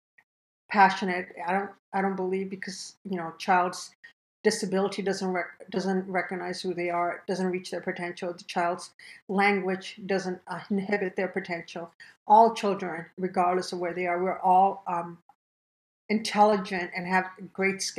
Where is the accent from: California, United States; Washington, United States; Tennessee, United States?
California, United States; Imperial Valley; English is a second language; also born or lived in India; I grew up in Imperial Valley, a very small town